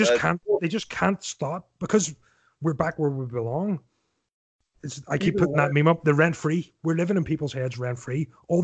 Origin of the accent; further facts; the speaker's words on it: Newtownards, Northern Ireland, United Kingdom; you're from the same sort of neck of woods I'm from. You know yourself, whatever time, you know, I'm from Newton Arts.